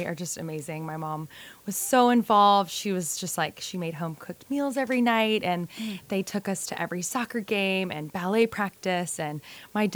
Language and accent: English; New Orleans, Louisiana, United States; moved away; also born or lived in Fort Worth, Texas; growing up in New Orleans, there was like not a huge sense of a fashion community